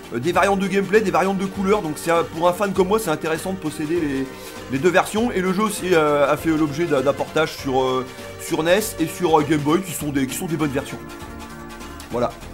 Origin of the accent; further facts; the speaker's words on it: France; now in Tunisia; je suis français mais j'habite en Tunisie